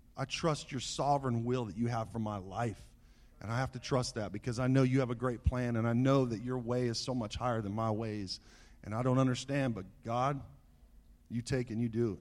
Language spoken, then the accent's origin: English; Southern California, United States; As a young boy growing up in Southern California